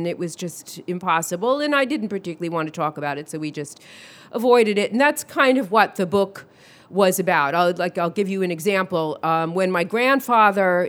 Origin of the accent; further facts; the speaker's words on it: New York City, New York, United States; I grew up in Brooklyn.